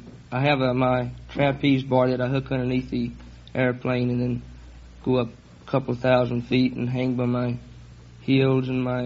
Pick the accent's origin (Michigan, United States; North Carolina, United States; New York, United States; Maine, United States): North Carolina, United States; but it's North Carolina to me.